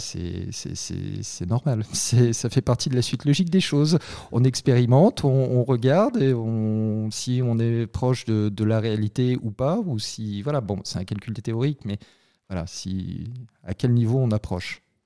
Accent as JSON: {"language": "French", "country": "France", "said": "on est français, on est quand même assez latin"}